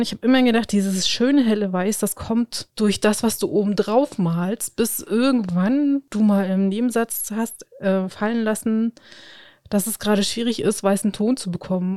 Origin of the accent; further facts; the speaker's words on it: Spreewald, Brandenburg, Germany; moved away; ich komme ja ursprünglich aus dem Spreewald